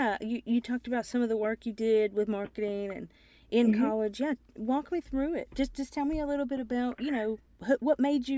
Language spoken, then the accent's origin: English; Appalachia, United States; now in Mississippi, United States; I grew up in Appalachia, and when I moved to Mississippi, that's when I started, playing the banjo